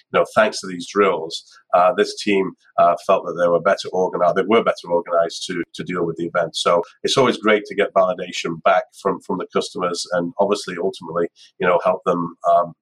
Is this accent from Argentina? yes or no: no; United Kingdom; being British